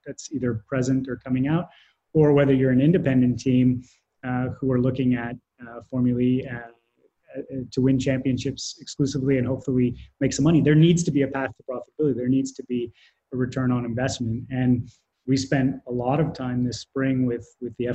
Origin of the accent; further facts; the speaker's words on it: Canada; I'm Canadian